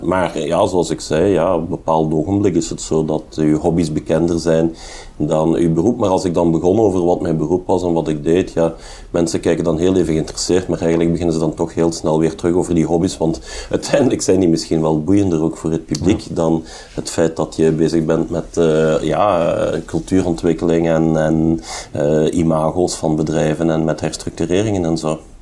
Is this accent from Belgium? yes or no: yes; Hasselt, Flanders, Belgium; Ik ben een geboren en getogen Hasselaar.